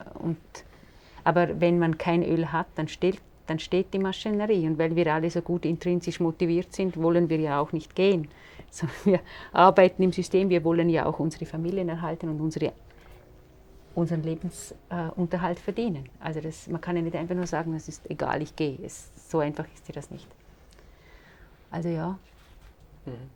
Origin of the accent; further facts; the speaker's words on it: Vorarlberg, Austria; ich komme ja aus Vorarlberg